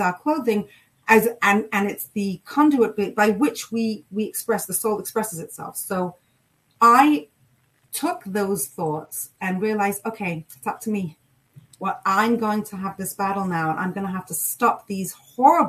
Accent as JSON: {"language": "English", "region": "England", "country": "United Kingdom", "tie": "born or raised there", "said": "I grew up in England"}